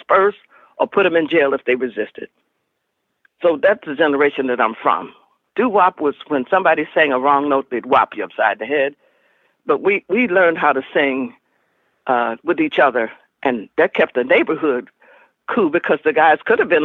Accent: Alabama, United States; moved away; I'm from Alabama

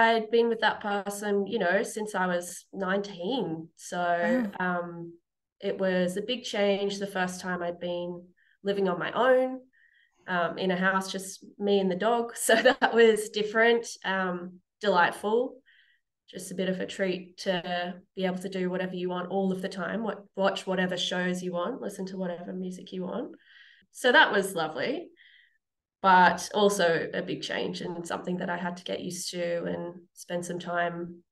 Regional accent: Newcastle, New South Wales, Australia; also born or lived in Sydney / Germany; now in Parkes, Australia; I'm from Newcastle, Mullumbimba. I was born there back in 1988. So I lived there most of my life

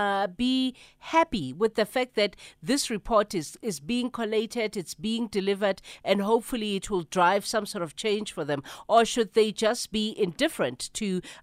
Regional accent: South Africa; part of the challenge of being South African

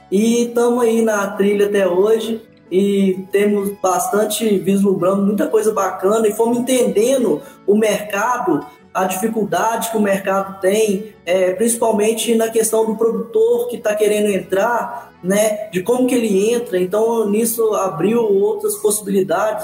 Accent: Manhuaçu, Minas Gerais, Brazil; eu tive sorte de nascer em Manhuaçu, em Minas Gerais, que e numa terra de café, então eu na, cresci na Avenida Barão do Rio Branco, em Manhuaçu

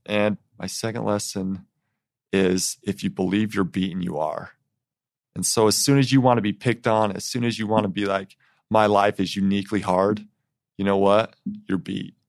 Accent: Eden, Utah, United States; I grew up in Eaton, Utah

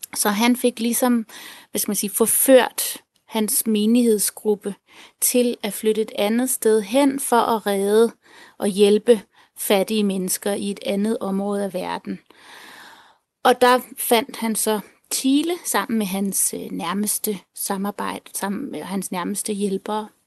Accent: Denmark; jeg er halvt tilener, halvt dansker. Øh, og jeg er vokset op her i Danmark

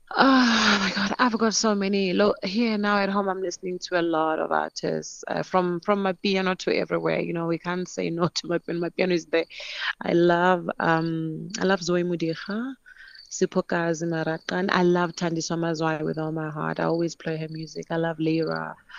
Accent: Polokwane, Limpopo, South Africa; growing up in Polokwane

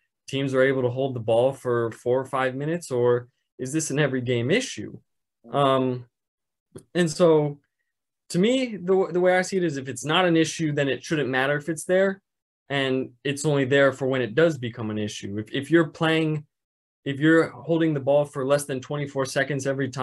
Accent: St. Louis, Missouri, United States; I'm from St. Louis

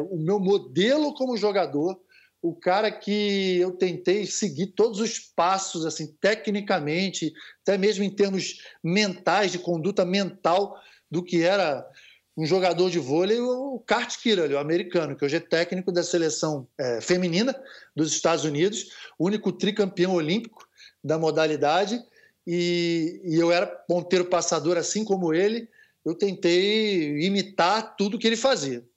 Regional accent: Rio de Janeiro, Brazil; eu sou de Copacabana, né, Rio de Janeiro, é, sou, sou ali do posto 4, Constante Ramos

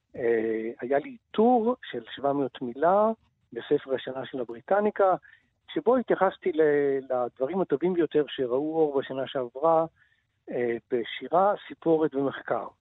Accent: Hulda, Central District, Israel; now in Tel Aviv, Israel; כמי שנולד בקיבוץ, אה, אה, לא יודע אם אתם יודעים, אני בן קיבוץ חולדה

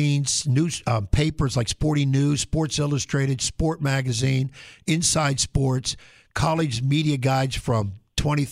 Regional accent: Pennsylvania, United States; moved away; I'm from Pennsylvania

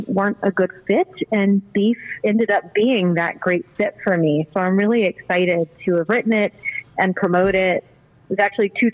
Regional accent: Colorado, United States; now in Baltimore, United States; I'm not originally from Baltimore, so that's part of it. I'm originally from Colorado, where we're very heavy on beef.

